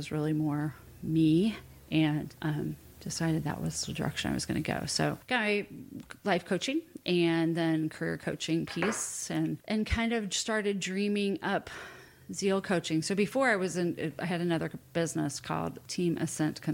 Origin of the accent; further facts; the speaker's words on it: Indianapolis, Indiana, United States; I grew up in Indianapolis, big Catholic family, and went to Indiana University